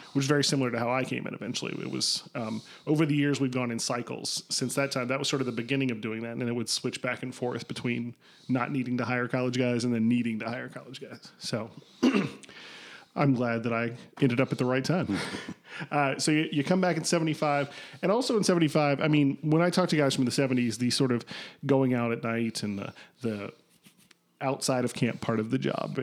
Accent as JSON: {"language": "English", "region": "Kentucky", "country": "United States", "moved": "yes", "lives_now": "Chicago, United States", "said": "I'm from Kentucky"}